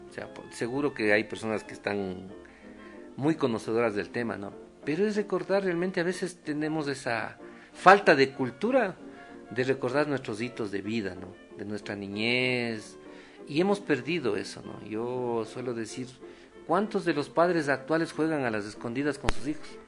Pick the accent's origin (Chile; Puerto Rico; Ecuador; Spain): Ecuador; salir del campo, de mi pueblo, de yo soy de un sector rural.